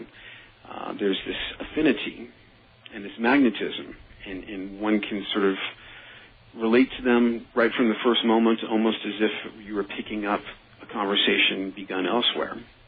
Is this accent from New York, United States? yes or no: yes; New York City, New York, United States; I was from the Bronx